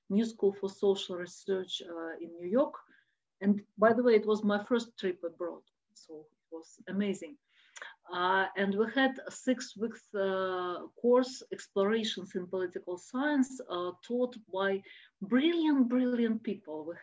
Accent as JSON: {"language": "English", "region": "Moscow", "country": "Russia", "said": "I'm from Moscow"}